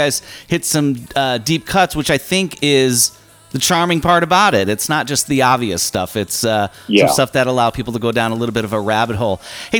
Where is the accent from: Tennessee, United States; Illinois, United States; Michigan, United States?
Illinois, United States; Chicago; I hail from the Chicago area